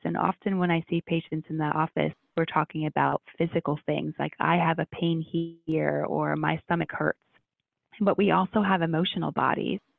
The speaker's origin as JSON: {"language": "English", "region": "Ohio", "country": "United States", "tie": "born or raised there", "said": "growing up in Ohio and going to med school there"}